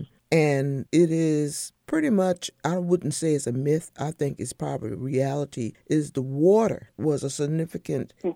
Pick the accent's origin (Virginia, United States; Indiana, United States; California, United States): Virginia, United States; Northumberland County, Lancaster County; I'm from Northumberland, Lancaster